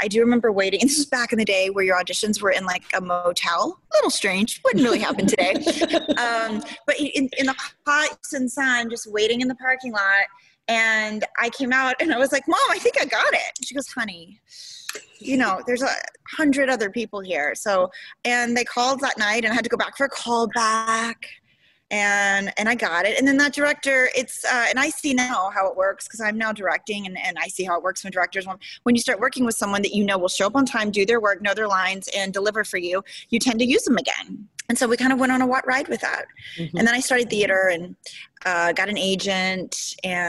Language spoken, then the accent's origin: English; Houston, Texas, United States; also born or lived in Memphis, Tennessee; I was born in Tennessee. I was really young, like 5 or 6 when we moved to Houston